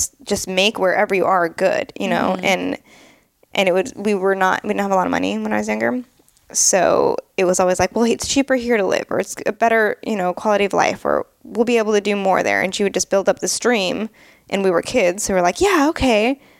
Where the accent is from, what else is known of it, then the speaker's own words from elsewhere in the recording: San Jose, California, United States; also born or lived in New Hampshire / England; I was born in San Jose, California, but I believe when I was 10, I moved to New Hampshire for a year. Then my mom liked to just move everywhere. I lived in England for 4 or 5 years for high school. I lived all around the Bay Area.